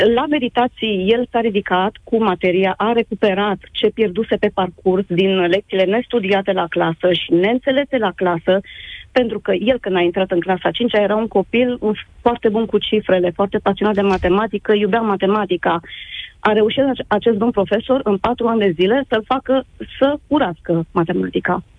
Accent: Romania; moved away as an adult; now in Italy; suntem plecați din România de un an și jumătate

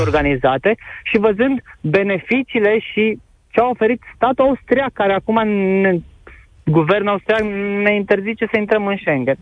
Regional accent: Arad, Arad County, Romania; eu sunt din Arad

